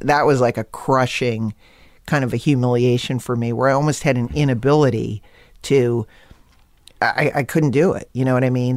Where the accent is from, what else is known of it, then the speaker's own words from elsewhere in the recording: Connecticut, United States; growing up in Connecticut